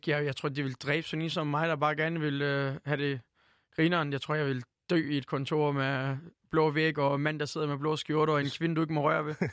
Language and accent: Danish; Turkey; now in Denmark; nej, nej, jeg er tyrker. Jeg elsker at være her, men jeg er stadig tyrker